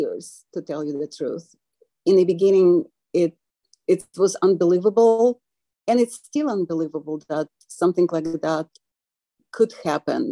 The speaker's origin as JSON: {"language": "English", "region": "Kyiv", "country": "Ukraine", "tie": "born or raised there", "second_language": "English", "moved": "yes", "lives_now": "Fresno, United States", "said": "Growing up in Kyiv was really amazing"}